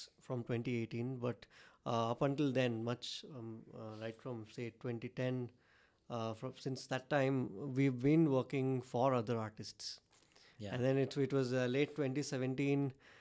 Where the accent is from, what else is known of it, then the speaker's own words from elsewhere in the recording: Dharwad, Karnataka, India; it started off as a studio in my hometown in Dharwad